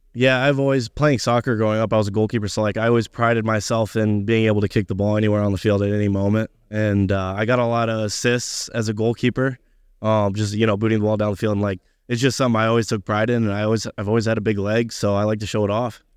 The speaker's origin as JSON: {"language": "English", "region": "Indiana", "country": "United States", "moved": "as an adult", "said": "I'm from Indiana, but I do have family in Kansas City"}